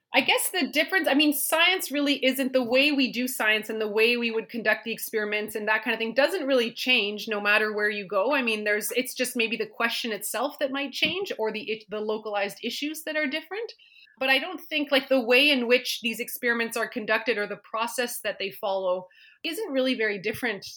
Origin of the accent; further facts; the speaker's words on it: Ottawa, Ontario, Canada; also born or lived in Yukon; now in Whitehorse, Canada; I was involved growing up in Ottawa